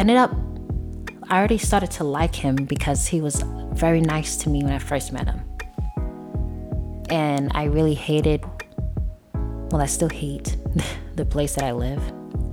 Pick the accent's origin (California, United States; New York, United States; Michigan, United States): New York, United States; moved away; I'm from New York